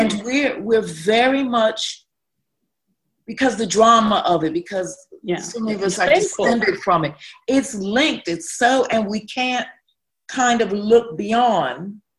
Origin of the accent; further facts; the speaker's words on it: Chicago, Illinois, United States; moved away; as an African-American, as a person who was born in Chicago